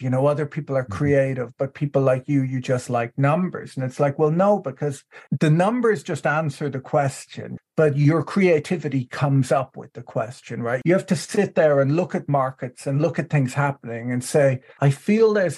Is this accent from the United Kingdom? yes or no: no; Ireland; moved away as an adult; now in United States; I was born in the United States, but grew up in Ireland